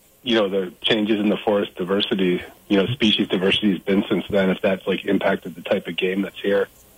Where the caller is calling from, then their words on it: Beacon, New York, United States; I'm actually in a quiet zone here outside of my house in my studio in Beacon, New York.